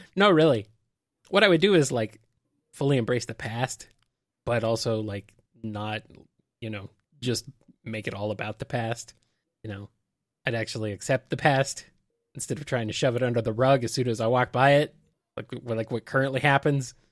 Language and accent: English; United States; I am American